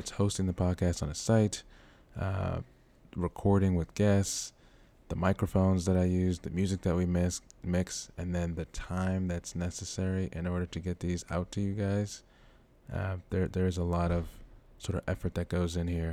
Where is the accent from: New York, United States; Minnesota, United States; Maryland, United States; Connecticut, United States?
Maryland, United States; Baltimore; Baltimore, Maryland. Woo woo, my hometown.